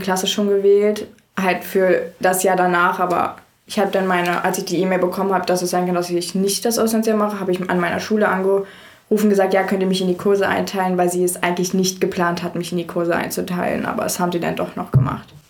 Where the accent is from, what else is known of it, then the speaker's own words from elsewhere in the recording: Frankfurt, Brandenburg, Germany; also born or lived in Iowa, United States; Ich komme aus Frankfurt, oder? Das ist eine Stunde weg von Berlin und direkt gegenüber von Polen